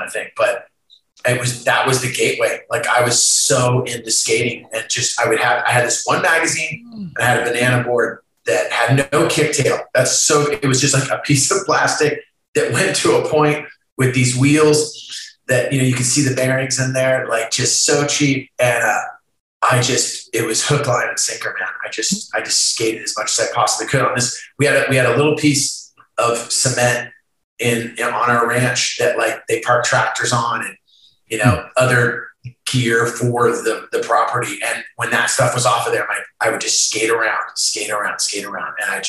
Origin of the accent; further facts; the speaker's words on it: Santa Cruz, California, United States; also born or lived in Philadelphia / San Jose; my parents made me there, and then they got out and they moved to Santa Cruz. And I grew up in the Santa Cruz.